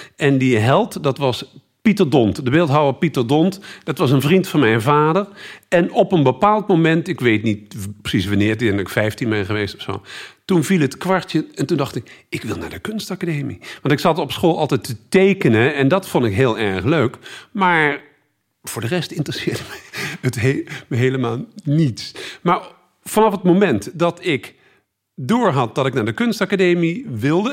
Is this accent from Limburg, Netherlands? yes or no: no; Utrecht, Netherlands; also born or lived in Tilburg / Groningen; ik kom uit Utrecht